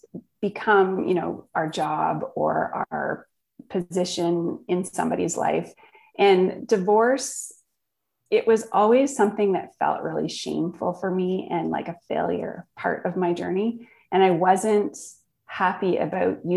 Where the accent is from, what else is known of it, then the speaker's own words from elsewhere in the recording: Northern Ontario, Canada; I grew up in Northern Ontario, small town, camping and outdoor life